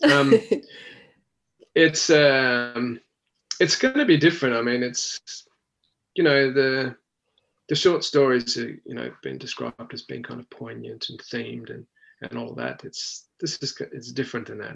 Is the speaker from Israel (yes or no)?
no; Australia